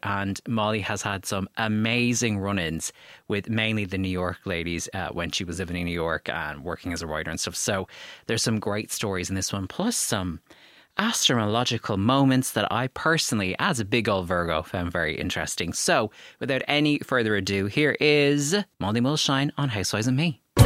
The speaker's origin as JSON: {"language": "English", "country": "Ireland"}